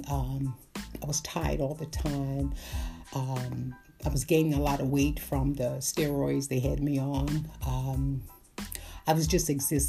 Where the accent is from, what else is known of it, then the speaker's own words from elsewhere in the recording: New York City, New York, United States; I came from Brooklyn, New York